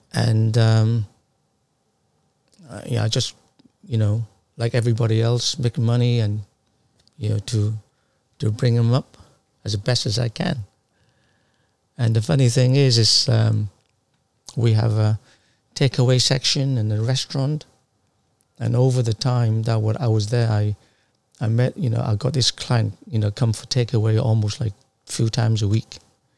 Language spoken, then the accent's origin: English; Sunderland, North East England, United Kingdom; moved away as an adult; now in London, United Kingdom; because we moved down from Sunderland to London in the 80s, because there was a huge recession up northeast of England, and my father lost all his business, and it forced us to move.